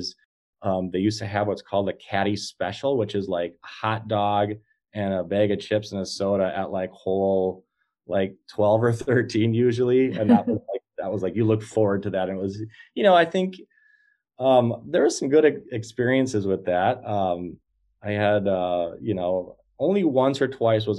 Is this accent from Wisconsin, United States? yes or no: yes; Green Bay, Wisconsin, United States; Not only from Wisconsin, I'm from Green Bay